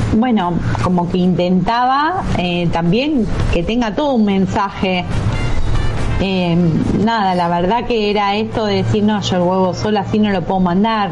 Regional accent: Huile, Buenos Aires Province, Argentina; yo soy de Huile, mm. nací acá en Huile, o sea, es zona sur de provincia de Buenos Aires.

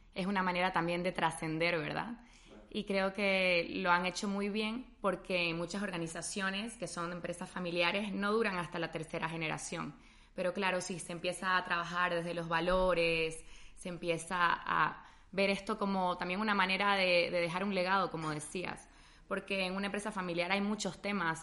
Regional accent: Bolivia; now in Spain; también es mi casa, soy boliviana

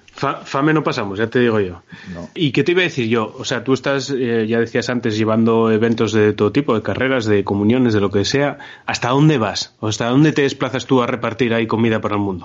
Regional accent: Asturias, Spain; somos asturianos nosotros

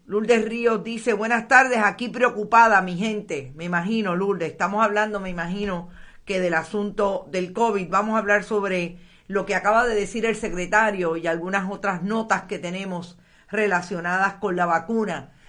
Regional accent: Aguada, Puerto Rico; mi pueblo en Aguada

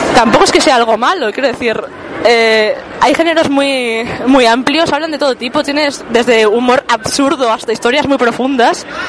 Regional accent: Burgos, Castile and León, Spain; siendo burgalés

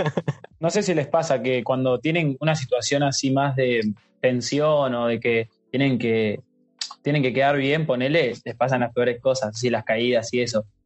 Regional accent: Quilmes, Buenos Aires Province, Argentina; yo me acuerdo cuando era chico, eh, que vivía en Quilmes

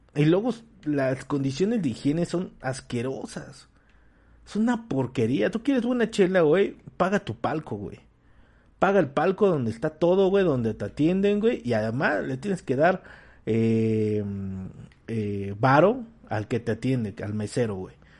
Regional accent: Mexico; como mexicanos hambriados, este, que somos

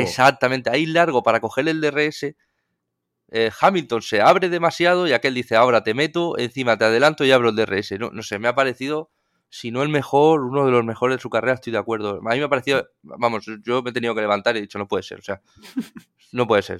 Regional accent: Spain; somos aficionados españoles

